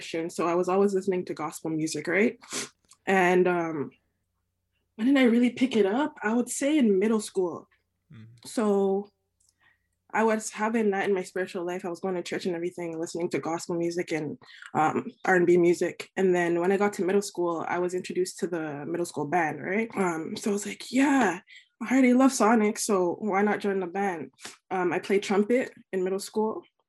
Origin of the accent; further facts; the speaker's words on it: Mississauga, Ontario, Canada; also born or lived in Etobicoke; now in Toronto, Canada; I was born and raised in Mississauga, Ontario, actually. Born and raised there.